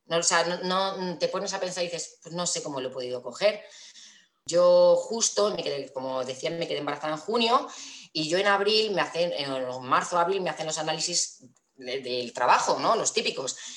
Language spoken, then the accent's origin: Spanish; Toledo, Castilla-La Mancha, Spain; also born or lived in Valencia; vivo en Toledo, eh, nací en Valencia, pero me vine aquí a los cuatro añitos